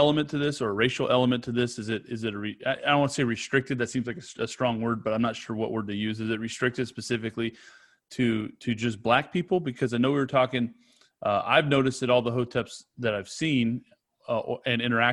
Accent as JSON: {"language": "English", "region": "California", "country": "United States", "said": "I'm from California"}